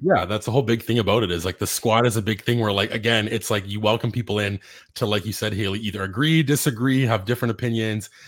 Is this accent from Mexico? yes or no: no; Canada; we're also Canadian